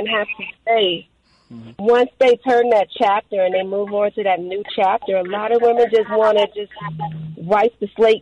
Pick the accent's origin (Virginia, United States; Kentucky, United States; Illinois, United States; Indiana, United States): Illinois, United States; Chicago; the Warrior Code is based off my life growing up on the South Side of Chicago